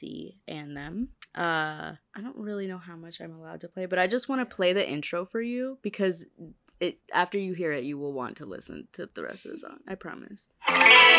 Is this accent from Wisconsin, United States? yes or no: yes; Milwaukee, Wisconsin, United States; We're in Wisconsin. We're from Milwaukee